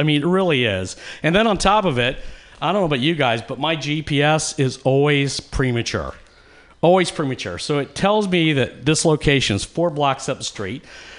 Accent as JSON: {"language": "English", "town": "Atlanta", "region": "Georgia", "country": "United States", "lives_now": "California, United States", "said": "I came from Atlanta, Georgia."}